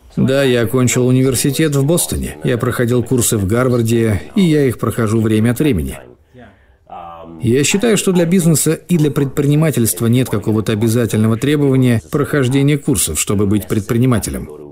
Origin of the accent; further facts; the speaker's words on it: Singapore; moved away as an adult; now in Dubai, United Arab Emirates; Я сам родом из Сингапура